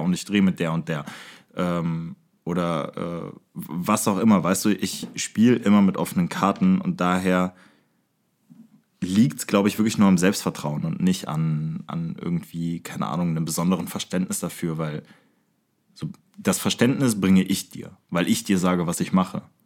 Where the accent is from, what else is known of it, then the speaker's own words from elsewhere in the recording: Aachen, North Rhine-Westphalia, Germany; wir kommen bekanntermaßen aus Aachen, wir beide